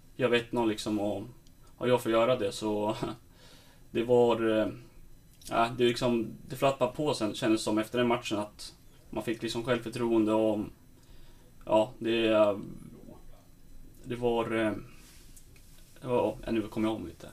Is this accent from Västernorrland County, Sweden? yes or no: yes; Sundsvall, Västernorrland County, Sweden; moved away as an adult; now in Stockholm, Sweden; det är skönt att vara hemma i Sundsvall